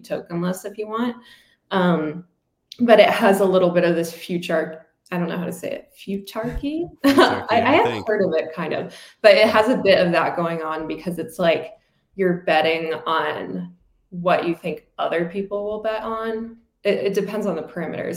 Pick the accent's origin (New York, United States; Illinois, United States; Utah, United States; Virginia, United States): Virginia, United States; I'm from Virginia